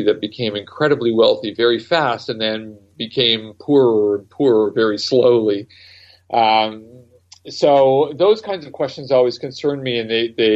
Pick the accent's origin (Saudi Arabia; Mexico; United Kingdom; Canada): Canada; also born or lived in Great Britain; I was born in Canada